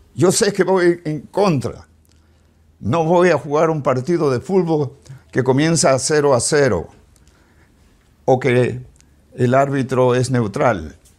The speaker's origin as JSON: {"language": "Spanish", "country": "Peru", "moved": "as an adult", "lives_now": "United States", "said": "Yo soy peruano."}